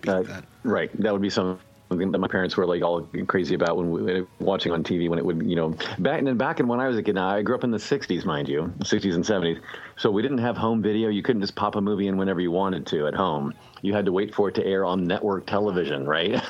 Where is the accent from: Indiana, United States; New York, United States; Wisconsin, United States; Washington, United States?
Indiana, United States; Indianapolis; when I was growing up in Indianapolis